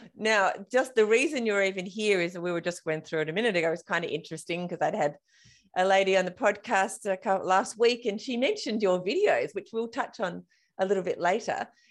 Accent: Australia; I'm Australian, and we often get confused with South African.

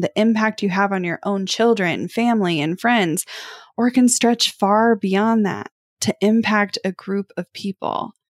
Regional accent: Kansas City, United States; growing up in Kansas City

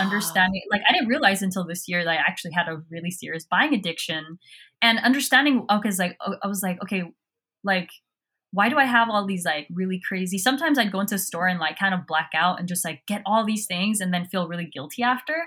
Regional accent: Southern California, United States; I grew up in Southern California

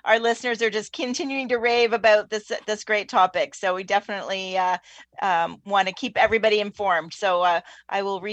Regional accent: Welland, Ontario, Canada; I'm actually from Welland, from the Niagara region

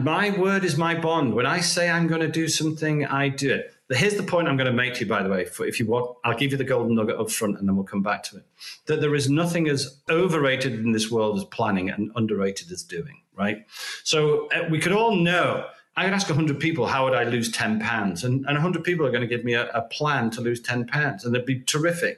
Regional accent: United Kingdom; now in United States; I'm British

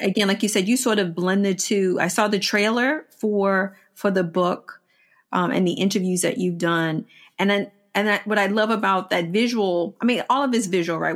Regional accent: Washington, District of Columbia, United States; I grew up in Washington, D C. I grew up in the Fort Totten area, of D C.

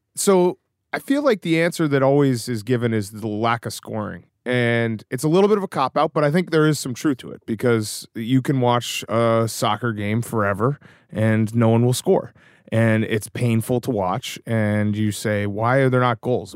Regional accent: Newton, Massachusetts, United States; also born or lived in Chicago; I grew up on the East Coast

